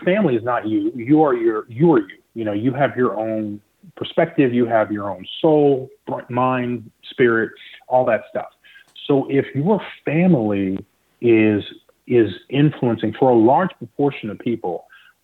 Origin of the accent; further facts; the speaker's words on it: the Southeast, North Carolina, United States; also born or lived in Nigeria; now in Florida, United States; I was born in Nigeria. I grew up in the Southeast. And I remember in North Carolina